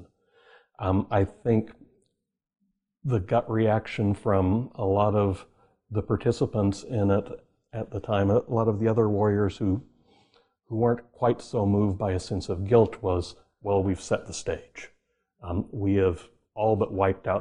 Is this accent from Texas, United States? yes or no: no; Oklahoma, United States; I grew up in Oklahoma